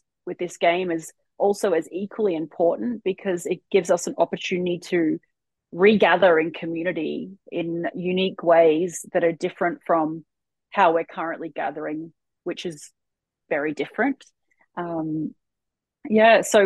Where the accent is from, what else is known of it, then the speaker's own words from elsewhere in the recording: Port Douglas, Queensland, Australia; we grew up together in Port Douglas